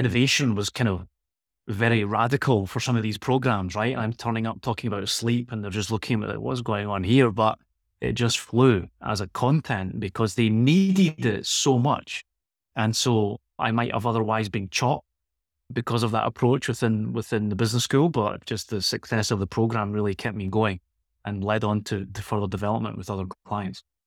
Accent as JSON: {"language": "English", "town": "Glasgow", "region": "Scotland", "country": "United Kingdom", "also_born_or_lived": "Girona", "moved": "as an adult", "lives_now": "Barcelona, Spain", "said": "I'm from Glasgow originally, so I was trying to escape the Scottish climate"}